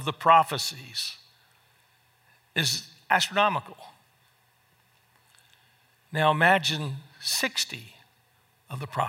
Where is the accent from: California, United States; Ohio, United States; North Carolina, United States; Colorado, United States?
North Carolina, United States; moved away as an adult; also born or lived in Fort Worth, Texas; my hometown in North Carolina